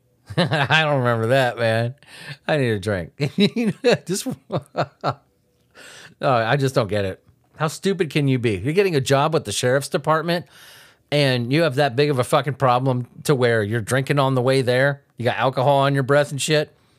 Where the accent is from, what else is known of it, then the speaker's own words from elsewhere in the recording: Southern California, United States; I grew up in Southern California.